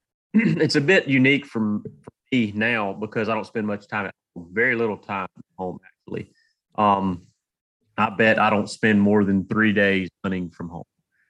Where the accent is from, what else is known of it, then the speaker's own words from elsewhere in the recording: Georgia, United States; I'm from North Georgia. Kind of cut my teeth in North Georgia mountains, getting whipped by the turkeys up there